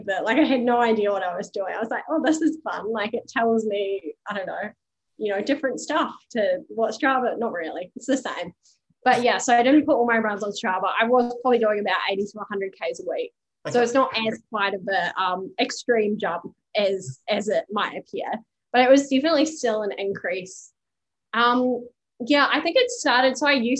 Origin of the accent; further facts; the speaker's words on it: New Zealand; accent: Kiwi; now in Australia; I'm Kiwi, as you can probably tell from my accent.